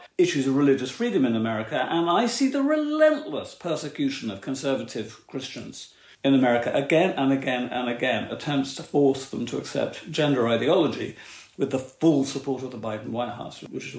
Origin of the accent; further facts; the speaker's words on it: United Kingdom; I speak as a Brit